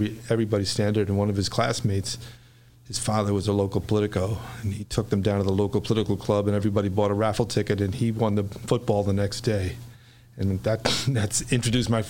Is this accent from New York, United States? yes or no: yes; New York City, New York, United States; now in Chicago, United States; I was born and raised in New York, and in the Bronx, actually. An area of the Bronx called Riverdale